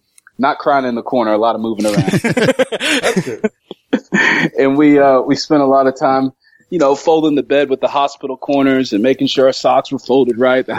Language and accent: English; Florida, United States; moved away as an adult; also born or lived in Kansas City; So, a little history. My upbringing was in Florida, pretty much all of Florida, where I went to school, college. Ultimately, I moved from there to go to chiropractic college in Kansas City